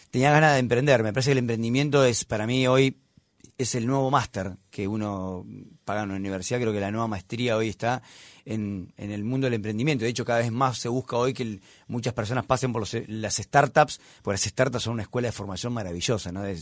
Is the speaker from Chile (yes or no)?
no; Pergamino, Buenos Aires Province, Argentina; moved away as an adult; soy del interior de Argentina. ¿De, dónde? De Pergamino, eh, familia humilde laburante.